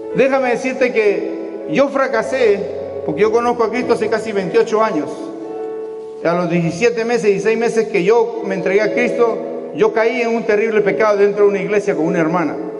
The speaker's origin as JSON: {"language": "Spanish", "country": "Peru", "said": "mi país, de Perú"}